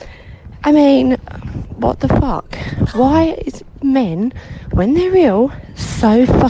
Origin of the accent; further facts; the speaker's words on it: United Kingdom; I'm from South East London / Kent, wherever you'd like to place it.